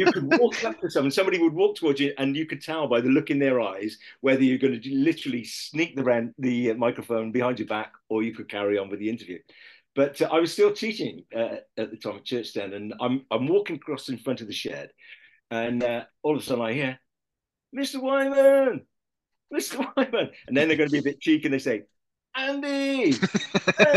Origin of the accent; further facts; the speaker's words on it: Lydney, South West England, United Kingdom; they call me the Lydney boy